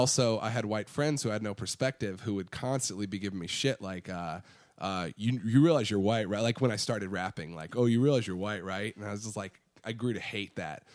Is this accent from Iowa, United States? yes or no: yes; Iowa City, Iowa, United States; moved away as an adult; now in Austin, United States; so Iowa City is where I grew up